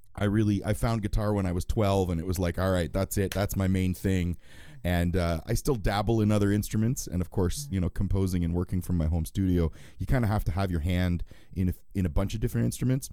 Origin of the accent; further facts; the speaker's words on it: Canada; I'm Canadian